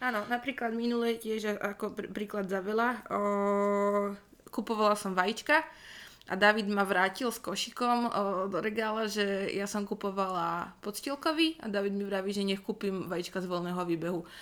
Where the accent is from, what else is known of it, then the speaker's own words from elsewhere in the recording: Rajecká Lesná, Žilina Region, Slovakia; pochádzam z Rajeckej lesnej